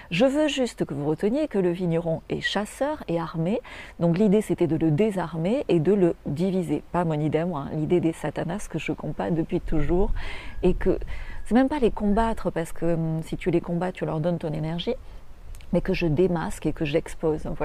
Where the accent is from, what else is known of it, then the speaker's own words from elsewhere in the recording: France; Donc le vin, euh, quand on est français, quand on est francophone, d'abord c'est des racines.